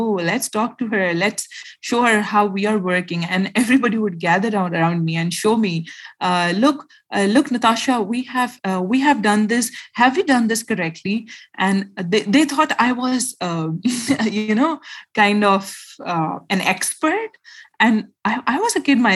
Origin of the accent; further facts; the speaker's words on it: Khyber Pakhtunkhwa, Pakistan; I am a Pashtun from Pakistan. So I belong from my village that is called Lucky Marwat and Bannu. So every year we used to visit our village every year